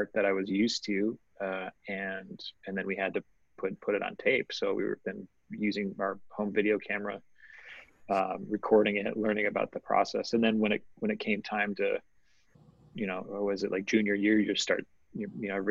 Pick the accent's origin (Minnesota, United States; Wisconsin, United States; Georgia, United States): Wisconsin, United States; Milwaukee; Grew up in suburbs of Milwaukee